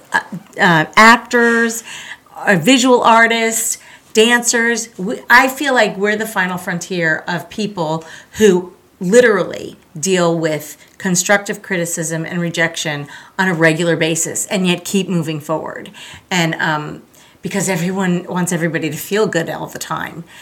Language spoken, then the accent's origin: English; Pembroke Pines, Florida, United States; also born or lived in Long Island, New York / Tallahassee, Florida; I was born in Long Island, New York, Yay! but I really, I really grew up in the South Florida area in a town called Pembroke Pines